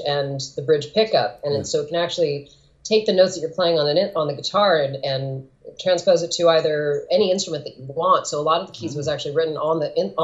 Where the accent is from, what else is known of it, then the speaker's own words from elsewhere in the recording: California, United States; also born or lived in Portland; I'm from California, born and raised